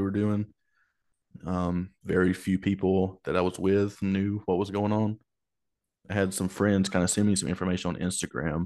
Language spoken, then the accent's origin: English; Asbury, Alabama, United States; I grew up in a small town in Alabama. It was called Asbury.